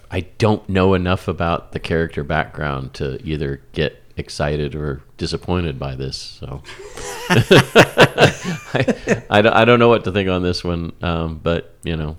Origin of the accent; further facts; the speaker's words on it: Kansas City, United States; where I grew up in around Kansas City